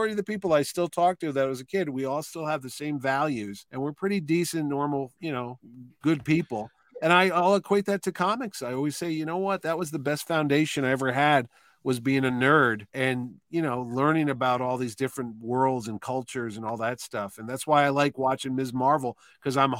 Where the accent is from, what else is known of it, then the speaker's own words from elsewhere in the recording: New Haven, Connecticut, United States; I grew up in New Haven, and it was just a diverse neighborhood